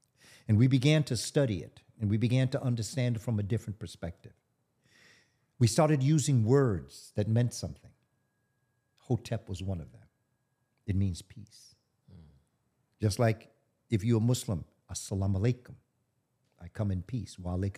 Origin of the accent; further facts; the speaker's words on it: New York, United States; I'm from New York. We're here in Atlanta.